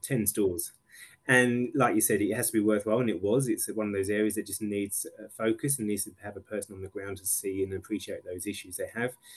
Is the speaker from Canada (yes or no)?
no; England, United Kingdom; now in Australia; as an English person